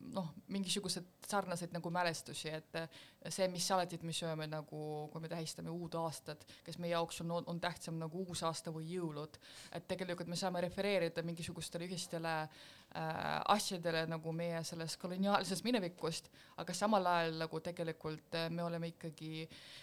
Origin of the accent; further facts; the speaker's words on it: Estonia; Estonian is a second language; minu põlvkonna inimesed saavad ikkagi vabalt rääkida ennast nagu, et me oleme eestlased